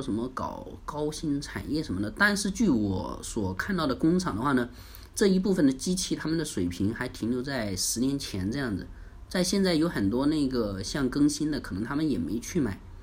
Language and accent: Chinese; China; 我们中国人